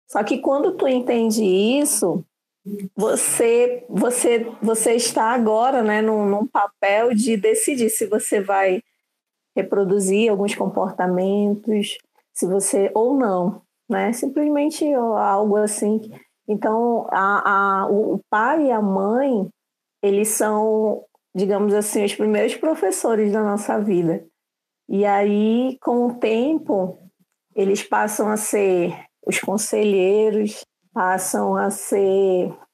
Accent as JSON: {"language": "Portuguese", "town": "Manaus", "region": "Amazonas", "country": "Brazil", "said": "eu sou de Manaus"}